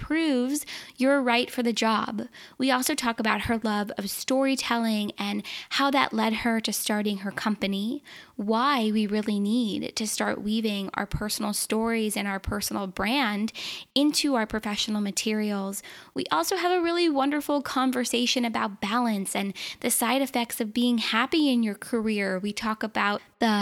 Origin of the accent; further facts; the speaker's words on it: Southern California, United States; we're both from Southern California